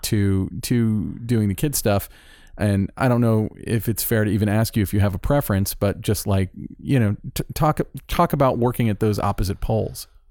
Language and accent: English; Florida, United States; moved away; I'm from Florida